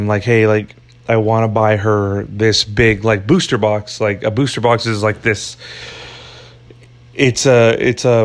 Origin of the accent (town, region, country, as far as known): United States